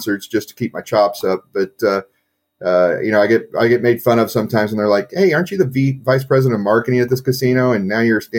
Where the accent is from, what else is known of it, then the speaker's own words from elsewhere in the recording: Kansas City, United States; born and raised in Kansas City